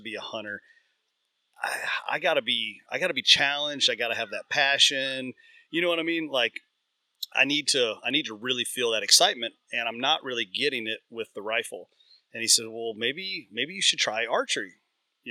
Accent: Central Kentucky, United States; I grew up in Central Kentucky

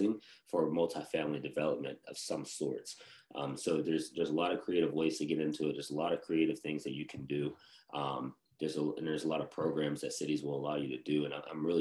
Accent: Western Pennsylvania, United States; moved away; my hometown. It's pretty cheap, very cheap to buy there. So in Western Pennsylvania

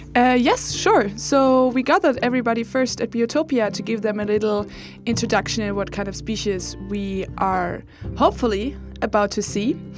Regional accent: Germany; English is a second language; moved away as an adult; now in Uppsala, Sweden; I am from Germany and I moved here also a year ago

